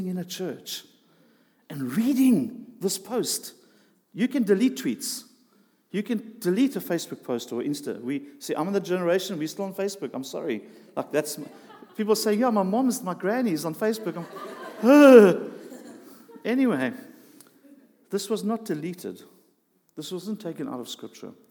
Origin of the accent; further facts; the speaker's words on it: South Africa; We grew up in South Africa